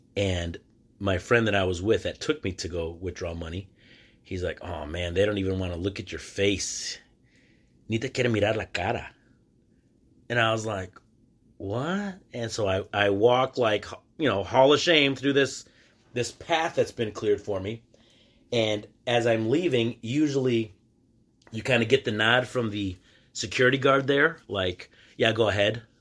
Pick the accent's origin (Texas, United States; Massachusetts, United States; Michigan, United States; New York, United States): Michigan, United States; I'm from the state of Michigan.